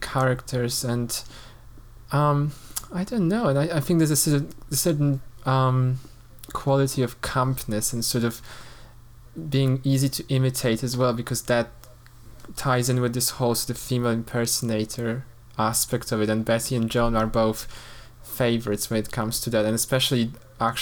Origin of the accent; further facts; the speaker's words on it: Poland; moved away; I grew up in Poland, and, you know, in a quite a conservative environment